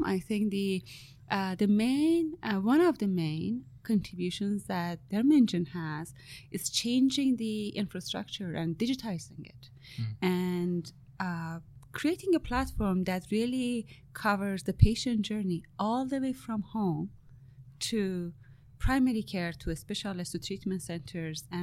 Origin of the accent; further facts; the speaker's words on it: Iran; now in Canada; I'm Iranian Canadian. So I was born in Iran